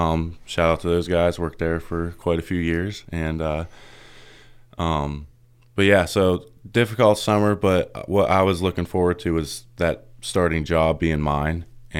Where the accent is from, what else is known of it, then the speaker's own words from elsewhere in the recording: Reynoldsville, Pennsylvania, United States; Yeah. So I'm just, you know, just a normal guy, just from Reynoldsville. I grew up in Reynoldsville.